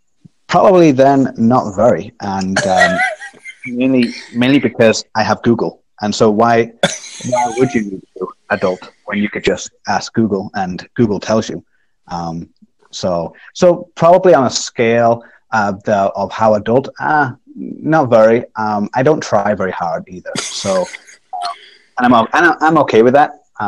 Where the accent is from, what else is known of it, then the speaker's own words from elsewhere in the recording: England, United Kingdom; So talking about stereotypes, I'm an English person who hates tea and coffee.